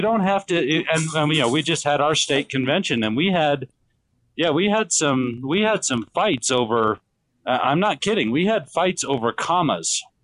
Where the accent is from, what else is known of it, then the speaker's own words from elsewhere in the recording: Wyoming, United States; moved away as an adult; also born or lived in Tallahassee, Florida; I was raised in Wyoming